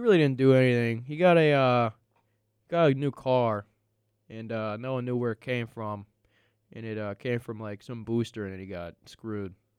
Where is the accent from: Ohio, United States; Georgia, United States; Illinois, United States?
Ohio, United States; I'm from Ohio